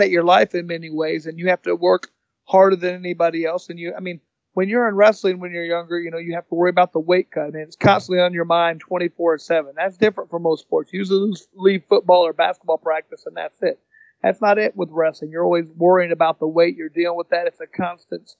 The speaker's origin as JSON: {"language": "English", "town": "Indianapolis", "region": "Indiana", "country": "United States", "tie": "born or raised there", "also_born_or_lived": "Bloomington, Indiana", "said": "I was born in Indianapolis, 1974. Been living here most of my life"}